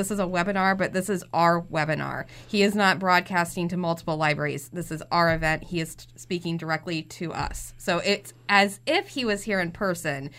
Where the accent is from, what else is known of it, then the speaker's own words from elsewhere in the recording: Danville, Illinois, United States; I lived on the East End